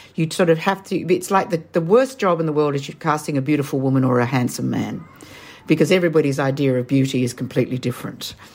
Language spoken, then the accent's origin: English; Australia; accent: Australian; as you can tell from my accent, I'm Australian.